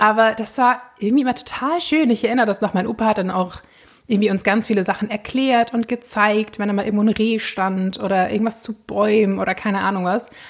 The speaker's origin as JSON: {"language": "German", "town": "Flensburg", "region": "Schleswig-Holstein", "country": "Germany", "tie": "born or raised there", "said": "ich bin auch in der Nähe von Flensburg groß geworden"}